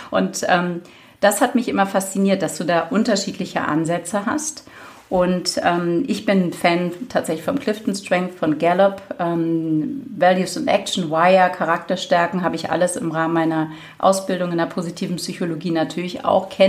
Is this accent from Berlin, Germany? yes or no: yes; Berlin, Germany; Ich ähm, bin Berlinerin, von daher äh, darf man da ruhig auch ein bisschen Schnauze haben sozusagen.